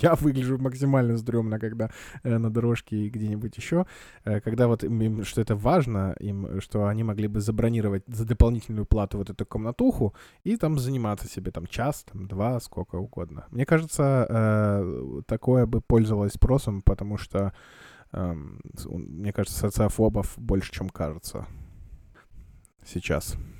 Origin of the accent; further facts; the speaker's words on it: Kamchatka Krai, Russia; я вырос на Камчатке, а на Камчатке достаточно жесткая вода